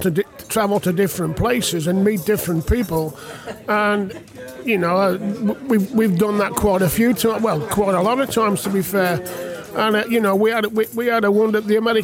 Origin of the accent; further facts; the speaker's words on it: West Bromwich, West Midlands, United Kingdom; moved away as an adult; I was born in West Brom.